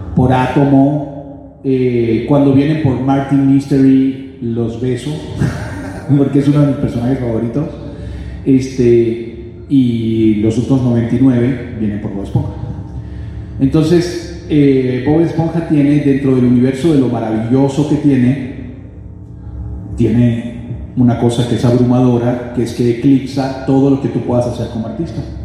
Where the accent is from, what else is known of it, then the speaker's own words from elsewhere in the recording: Venezuela; moved away as an adult; now in Miami, United States; yo me fui de Venezuela hace nueve años